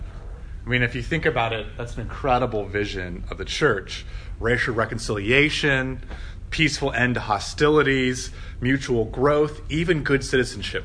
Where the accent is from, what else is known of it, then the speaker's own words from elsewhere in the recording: Midwest, United States; accent: Midwestern; That was my Midwestern accent, Hosier.